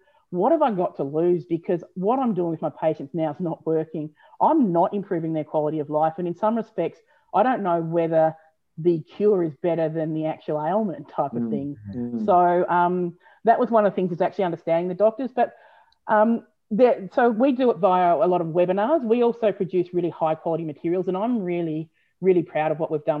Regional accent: Australia; being an Aussie

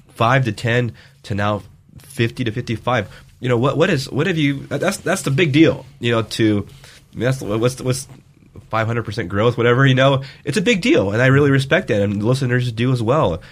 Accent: Vale, Oregon, United States; moved away; my hometown, Vail, Oregon

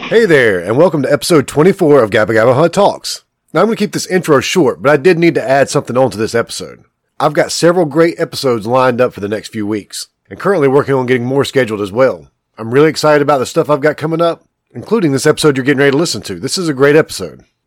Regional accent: Kings Mountain, North Carolina, United States; I'm from Kings and, Mountain, so I, I, grew up in a, like a really small town, a little bit far, farther yep. away from Charlotte

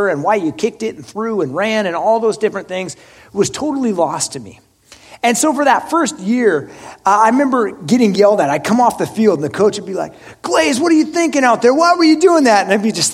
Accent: Oregon, United States; I'm from Oregon

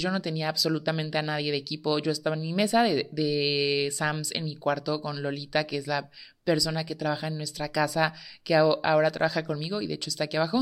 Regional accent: Tehuacán, Puebla, Mexico; soy de Tehuacán

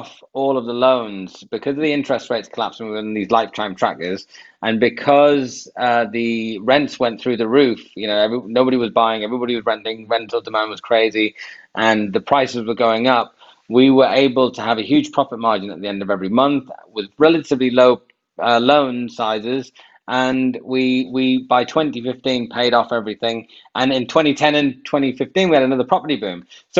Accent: Durham, North East England, United Kingdom; now in London, United Kingdom; I am originally from Durham in the northeast. That's where I grew up.

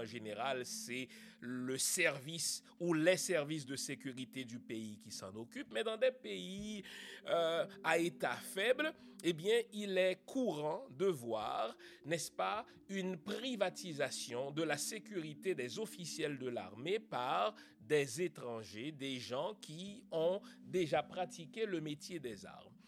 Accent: Haiti; en tant qu'haïtien, en tant que noir, en tant qu'humain

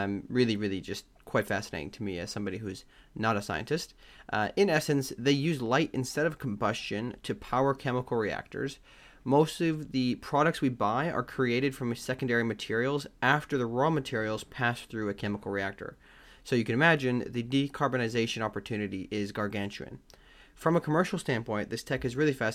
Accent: Wisconsin, United States; I'm from Wisconsin

